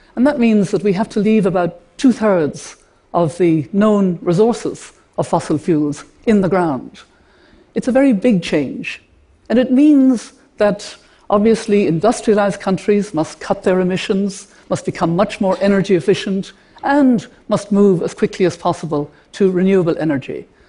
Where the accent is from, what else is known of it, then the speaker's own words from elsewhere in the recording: Ireland; an Irish grandmother to have five grandchildren